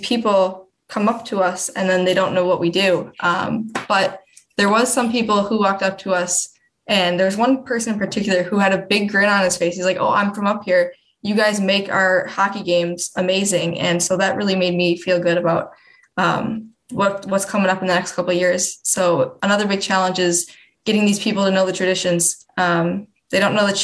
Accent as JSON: {"language": "English", "region": "Wisconsin", "country": "United States", "moved": "yes", "said": "I'm from Wisconsin."}